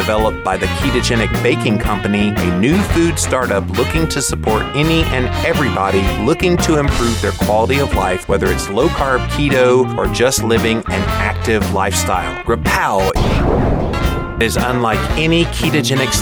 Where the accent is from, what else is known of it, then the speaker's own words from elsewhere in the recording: the South, United States; accent: Southern; with a Southern accent